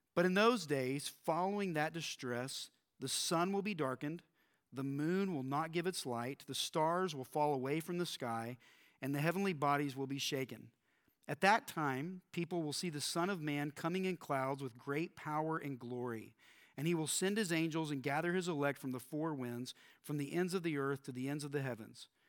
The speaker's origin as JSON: {"language": "English", "region": "Texas", "country": "United States", "tie": "born or raised there", "said": "I grew up in Texas, and we did a lot of talk about end times growing up here in Texas."}